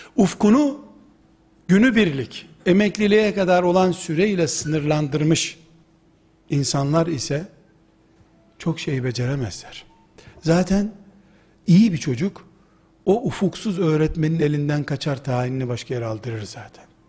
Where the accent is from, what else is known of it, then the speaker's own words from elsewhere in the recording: Black Sea Region, Turkey; Bizim Karadeniz yöresinin